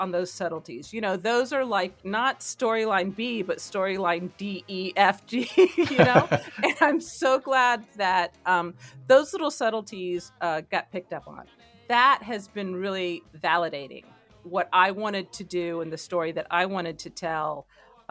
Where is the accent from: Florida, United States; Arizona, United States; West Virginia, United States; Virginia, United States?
Florida, United States; Miami; growing up in Miami.